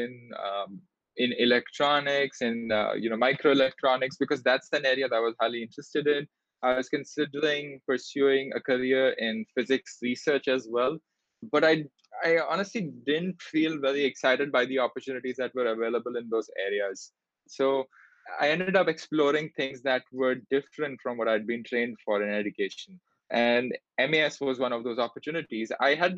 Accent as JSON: {"language": "English", "region": "Delhi", "country": "India", "tie": "born or raised there", "also_born_or_lived": "Singapore", "moved": "as an adult", "said": "I grew up in Delhi in India"}